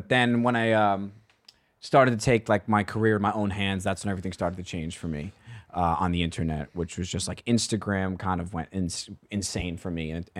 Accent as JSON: {"language": "English", "town": "New York City", "region": "New York", "country": "United States", "tie": "born or raised there", "said": "All within walking distance to our childhood home in Staten Island."}